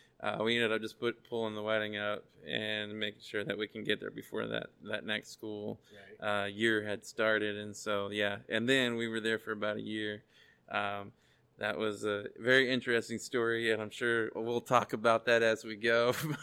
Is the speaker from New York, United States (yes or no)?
no; Arkansas, United States; also born or lived in Sacramento, California / Oregon; Yeah, so I was born in Sacramento. I lived there till I was about 7, and then we moved to Arkansas. I lived in Arkansas for most of my life. And then I was a youth director out in Oregon